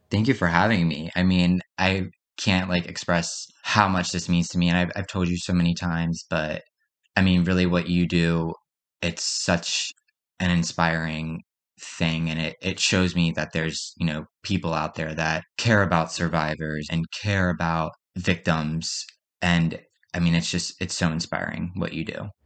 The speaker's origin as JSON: {"language": "English", "town": "Perry Hall", "region": "Maryland", "country": "United States", "tie": "born or raised there", "said": "I'm from Perry Hall, Maryland. I grew up in Maryland pretty much my whole life"}